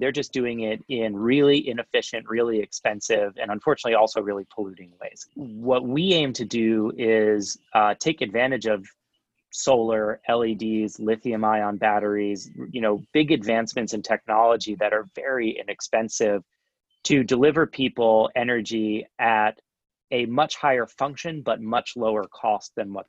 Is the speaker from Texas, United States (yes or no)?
no; New York, United States; first of all, I'm an engineer from New York.